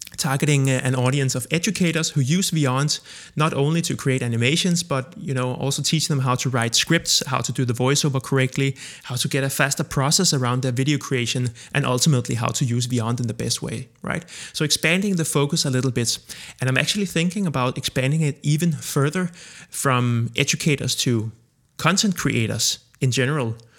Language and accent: English; Copenhagen, Capital Region of Denmark, Denmark; I am born and raised in Copenhagen, Denmark